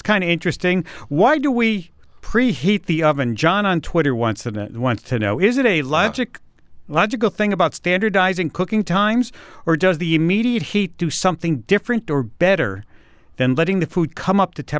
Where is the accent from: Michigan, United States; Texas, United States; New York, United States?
New York, United States; as a New Yorker